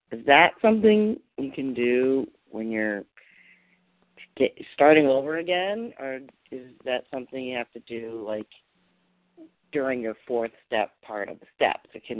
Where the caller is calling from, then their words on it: Massachusetts, United States; I'm calling from Massachusetts.